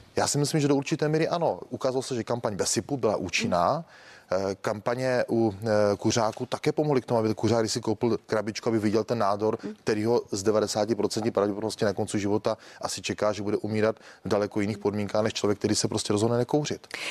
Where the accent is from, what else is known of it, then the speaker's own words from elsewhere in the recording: Olomouc Region, Czechia; Já jsem z Olomouckého kraje